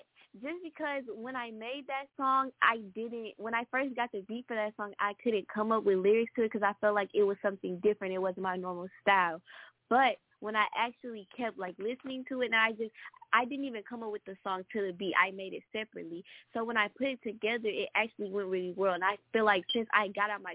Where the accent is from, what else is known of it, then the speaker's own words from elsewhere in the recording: East St. Louis, Illinois, United States; I grew up in East St. Louis.